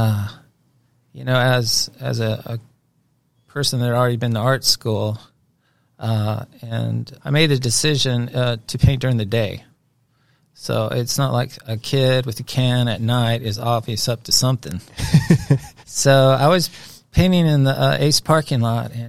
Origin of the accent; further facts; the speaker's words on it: Inglewood, California, United States; now in Dallas, United States; So I was born in Inglewood, California. I'm from California.